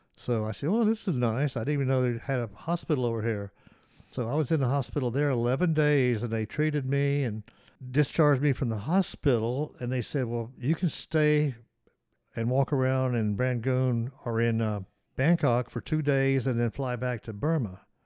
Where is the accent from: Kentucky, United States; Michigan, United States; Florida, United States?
Florida, United States; Ocala; also born or lived in Tennessee; I still consider Ocala my hometown because, you know, I grew up there